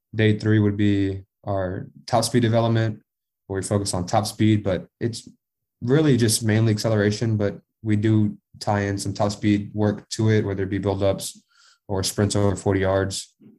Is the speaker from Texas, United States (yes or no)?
yes; Texas, United States; I'm from Texas